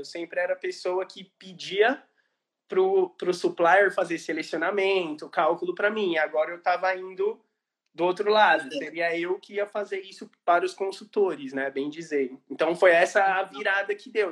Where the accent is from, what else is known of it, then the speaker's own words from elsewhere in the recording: Brazil; moved away as an adult; also born or lived in Italy; now in Ireland; quando eu saí do Brasil